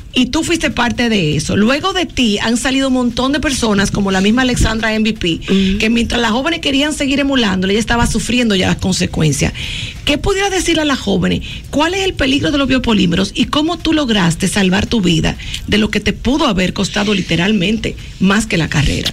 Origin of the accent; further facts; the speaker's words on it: La Vega, Dominican Republic; yo soy de La Vega